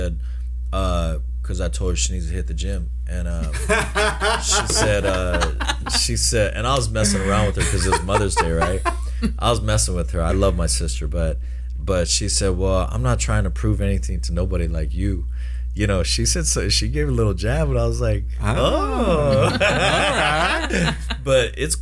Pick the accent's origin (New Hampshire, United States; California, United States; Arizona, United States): California, United States; Pomona; I grew up in Pomona